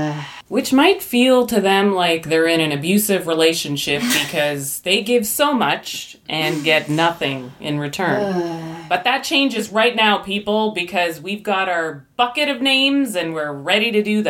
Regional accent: Canada; as a Canadian.

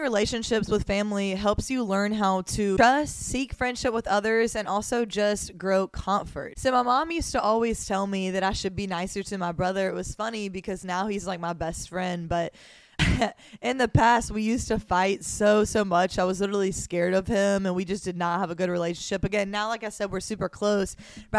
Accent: Mobile, Alabama, United States; moved away as an adult; now in Miami, United States; I was born and raised in Mobile, Alabama.

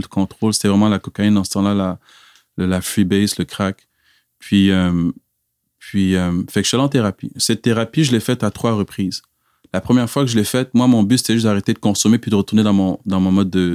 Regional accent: Quebec, Canada; born or raised there; also born or lived in Cameroon / Montreal / Laval / Abitibi-Témiscamingue

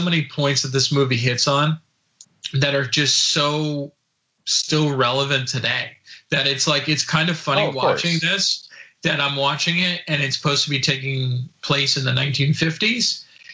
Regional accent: New Jersey, United States; I grew up in New Jersey

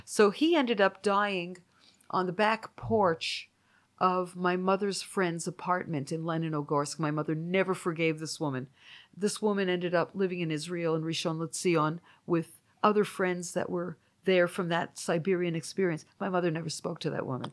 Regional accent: Toronto, Ontario, Canada; now in United States; my hometown community

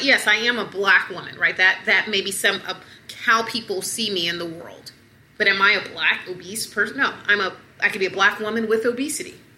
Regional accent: Atlanta, Georgia, United States; And I'm from the South. I'm from Atlanta

